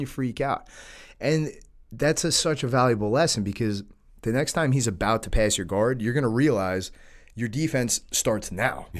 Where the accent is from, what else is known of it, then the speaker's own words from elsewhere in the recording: New York, United States; we're from New York. All of our parents grew up in the city